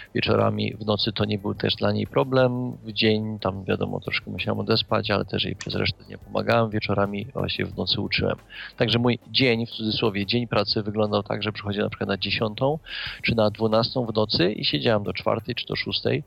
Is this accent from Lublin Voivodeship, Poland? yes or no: no; Kraków, Lesser Poland, Poland; Ja sam też jestem z Krakowa, jestem krakusem, można powiedzieć, od urodzenia.